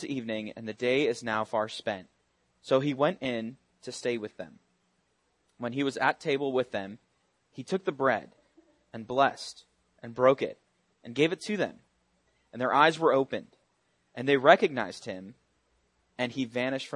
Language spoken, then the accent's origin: English; Buffalo, New York, United States; I was born in Buffalo, New York